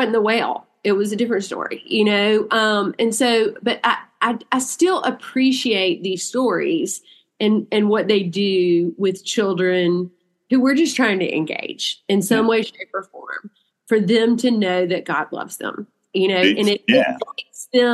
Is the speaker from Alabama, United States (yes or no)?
no; Inverness, Mississippi, United States; my precious little church I grew up in Inverness, Mississippi